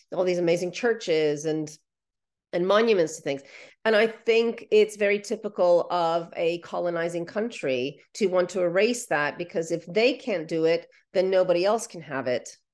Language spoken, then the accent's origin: English; Ukraine; first language Ukrainian; English is a second language; now in United Kingdom; Ukrainian is my first language.